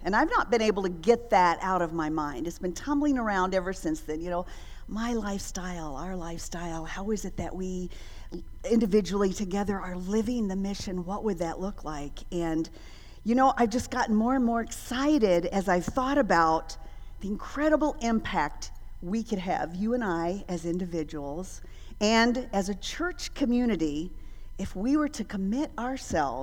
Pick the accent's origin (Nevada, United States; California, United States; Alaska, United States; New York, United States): Alaska, United States; moved away; also born or lived in Dominican Republic; growing up in Alaska.